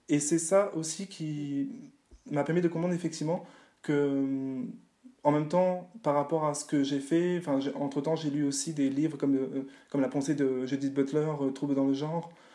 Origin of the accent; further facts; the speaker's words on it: Réunion; je viens de la Réunion